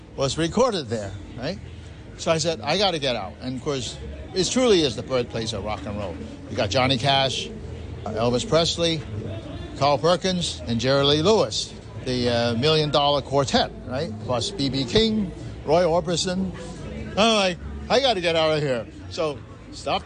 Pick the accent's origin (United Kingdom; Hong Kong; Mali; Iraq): Hong Kong; I was born and raised in Hong Kong.